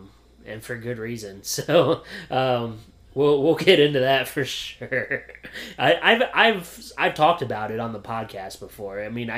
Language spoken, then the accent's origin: English; Williamsport, Pennsylvania, United States; I'm from Williamsport, Pennsylvania.